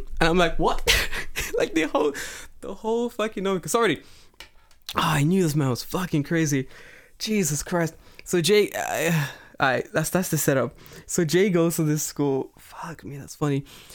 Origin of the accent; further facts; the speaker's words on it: London, United Kingdom; moved away; I'm from London